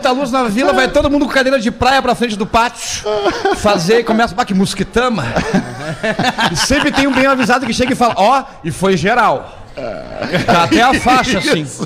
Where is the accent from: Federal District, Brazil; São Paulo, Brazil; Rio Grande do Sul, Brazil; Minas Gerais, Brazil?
Rio Grande do Sul, Brazil; Porto Alegre; do Sarandí, Zona Norte.